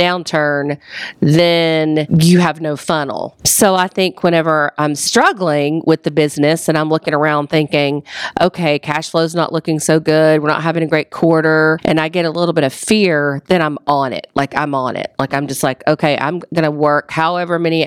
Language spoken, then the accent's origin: English; the South, United States; moved away as an adult; also born or lived in New York City, United States / Atlanta, United States / North Carolina, United States; I wanted to get back to the South